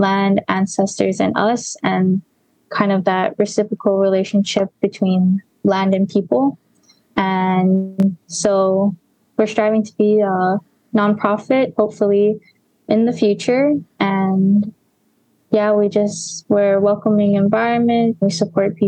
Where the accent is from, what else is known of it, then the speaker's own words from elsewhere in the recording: Mililani, Hawaii, United States; also born or lived in Kapahulu; I grew up in Mililani, Oahu.